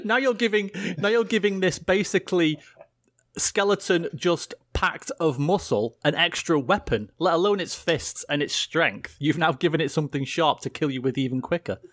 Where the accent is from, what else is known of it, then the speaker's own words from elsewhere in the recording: England, United Kingdom; I'm English